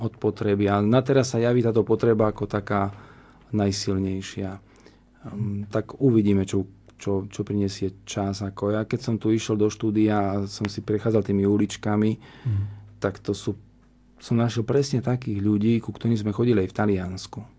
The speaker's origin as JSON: {"language": "Slovak", "country": "Slovakia", "also_born_or_lived": "Italy", "said": "ja som zo Slovenska"}